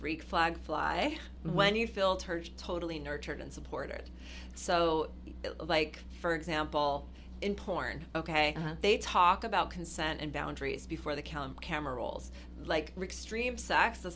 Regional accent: Los Angeles, California, United States; growing up in Hollywood

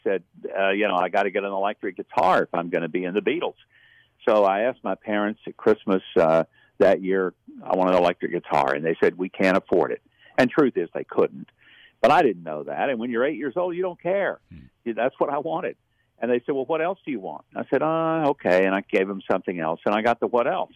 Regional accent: South Arkansas, United States; I grew up very poor in South Arkansas

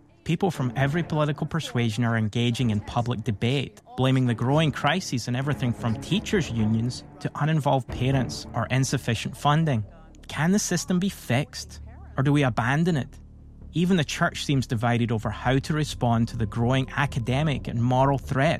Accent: Scotland, United Kingdom; as a Christian homeschool dad born and raised in Scotland

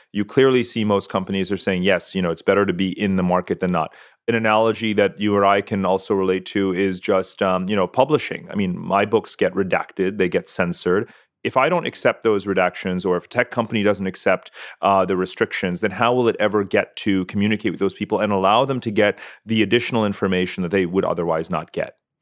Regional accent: Punjab, India; I'm from India. We're both Punjabi

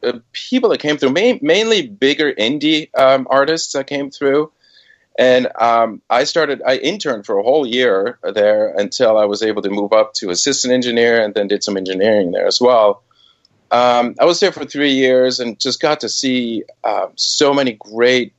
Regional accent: Switzerland; moved away as an adult; also born or lived in Boston / New York; I was born and raised in Switzerland

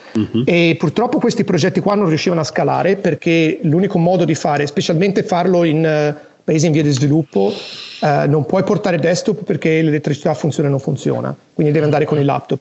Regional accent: Italy; moved away as an adult; also born or lived in United States / Tokyo, Japan; now in Los Angeles, United States; sono nato e cresciuto in Italia

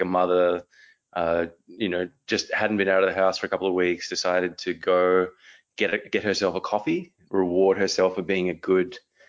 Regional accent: Melbourne, Victoria, Australia; accent: Australian; hi guys, from Melbourne, Australia.

